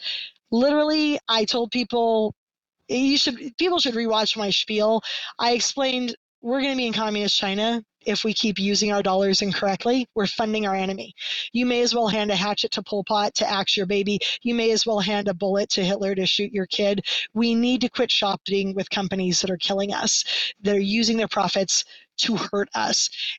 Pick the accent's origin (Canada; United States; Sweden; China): Canada; hey, I'm Canadian. All my friends and family are Canadian.